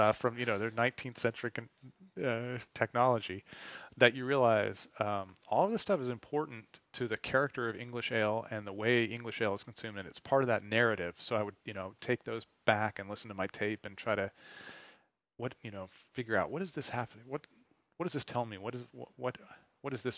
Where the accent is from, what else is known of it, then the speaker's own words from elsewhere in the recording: United States; I'm an American